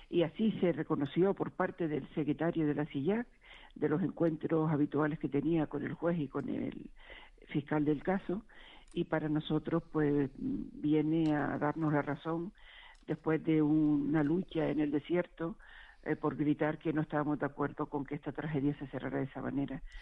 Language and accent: Spanish; Canary Islands, Spain; now in Madrid, Spain; yo soy de Gran Canaria, yo llevo 43 años viviendo en Madrid